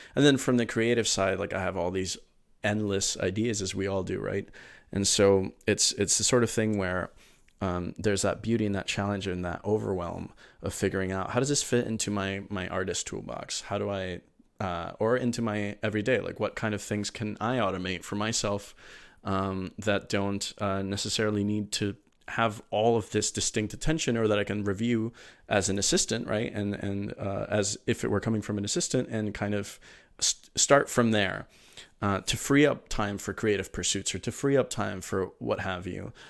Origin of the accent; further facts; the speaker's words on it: Miami, Florida, United States; also born or lived in Venezuela; I'm originally from Venezuela, but my, my family moved to Miami uh, in 2002, kind of fleeing the situation there. And um, uh, so I, you know, I grew up in Miami